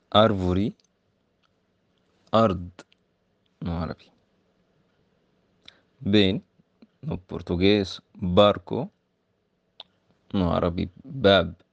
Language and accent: Portuguese; Egypt; first language Arabic; Portuguese is a second language; moved away; sou de Egito e no Egito falamos árabe.